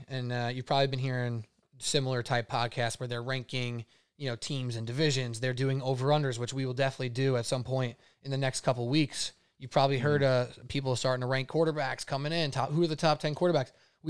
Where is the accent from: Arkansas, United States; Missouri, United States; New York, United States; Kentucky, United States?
New York, United States; Staten Island; though I'm from Staten Island, I don't have a very distinct Staten Island flavor.